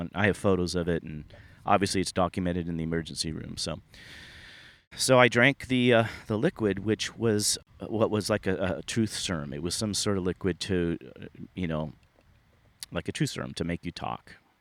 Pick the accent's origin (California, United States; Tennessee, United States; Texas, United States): California, United States; Sunnyvale; I grew up in the Silicon Valley. I grew up in Sunnyvale, California.